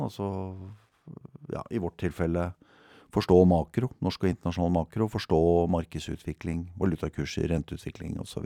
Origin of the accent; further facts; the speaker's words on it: Bærum, Akershus, Norway; jeg er født og oppvokst i Bærum